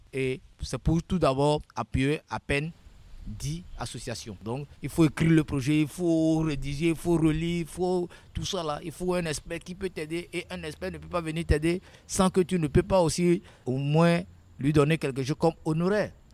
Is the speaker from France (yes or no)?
no; Notsé, Plateaux, Togo; je suis né au Togo dans la préfecture de Haro, précisément à Notché.